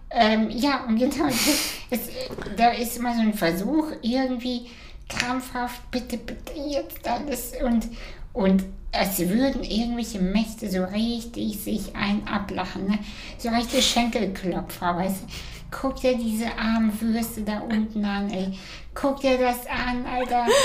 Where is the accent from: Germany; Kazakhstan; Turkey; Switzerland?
Kazakhstan; Ich komme aus Kasachstan. Ich habe meine erste Orange erst mit äh, sechs